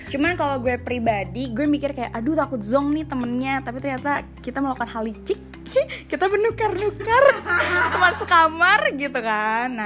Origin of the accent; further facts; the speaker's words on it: West Java, Indonesia; karena aku dari Sunda gitu ya kak ya, jadinya mungkin uh, awalnya takut kalau misal ternyata beda karakter akhirnya nggak cocok gitu loh. Tapi ternyata karena emang udah lama juga di Jawa Timur